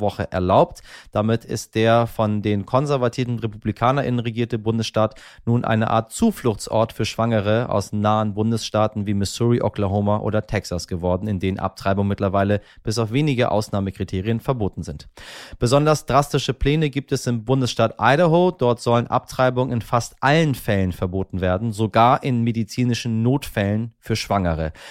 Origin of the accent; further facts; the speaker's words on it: Iran; unser eins als Iraner